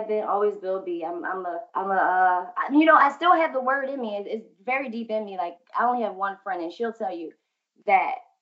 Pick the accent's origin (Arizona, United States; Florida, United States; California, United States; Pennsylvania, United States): Pennsylvania, United States; Philadelphia; Growing up in Philly